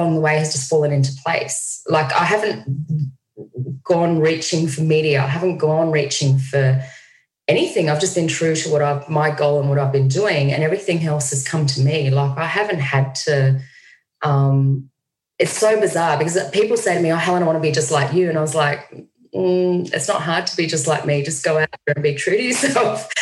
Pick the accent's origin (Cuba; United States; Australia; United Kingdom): Australia; Australia. I'm in New York City